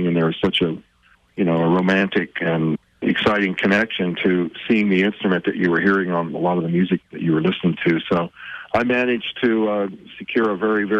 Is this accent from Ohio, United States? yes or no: no; Southern California, United States; where I grew up in Southern California